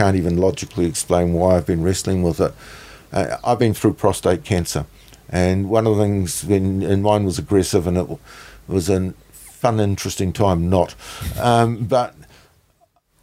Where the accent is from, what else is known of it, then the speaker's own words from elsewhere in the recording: New Zealand; I'm obviously Kiwi